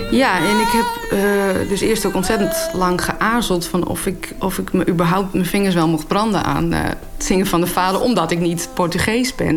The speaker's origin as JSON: {"language": "Dutch", "region": "Friesland", "country": "Netherlands", "first_language": "West Frisian", "second_language": "Dutch", "said": "het Fries kan halen, mijn moedertaal"}